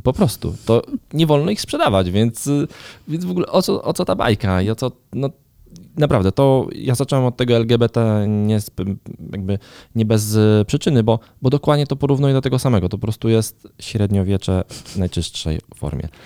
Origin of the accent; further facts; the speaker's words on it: Garwolin, Masovian Voivodeship, Poland; do mojego rodzinnego miasta, do Garwolina